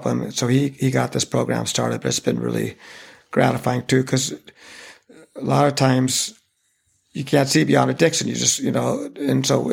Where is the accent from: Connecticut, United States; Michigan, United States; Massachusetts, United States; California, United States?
California, United States; Santa Cruz; this is my hometown.